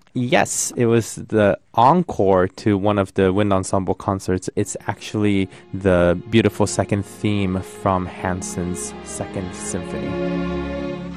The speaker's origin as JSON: {"language": "English", "region": "Tokyo", "country": "Japan", "tie": "born or raised there", "moved": "yes", "said": "I come from Tokyo, I was born and raised in Tokyo"}